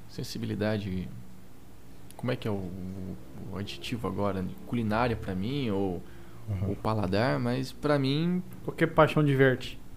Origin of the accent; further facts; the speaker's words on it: Brazil; era só eu de brasileiro ali.